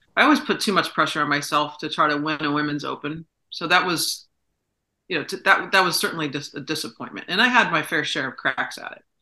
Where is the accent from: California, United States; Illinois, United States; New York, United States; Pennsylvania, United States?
New York, United States; Saratoga Springs; he came to Saratoga, came to my hometown